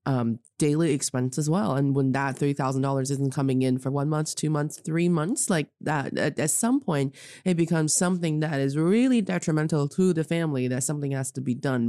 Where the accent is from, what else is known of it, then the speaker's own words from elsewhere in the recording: Northeast China, China; now in Beijing, China; I am from China, proudly representing the Northeast, Dongbae, and I'm speaking to you from Beijing today.